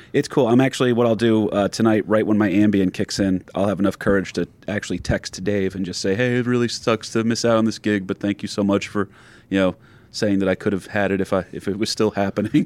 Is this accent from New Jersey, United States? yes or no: yes; New Jersey, United States; also born or lived in Jacksonville, Florida; my home state of New Jersey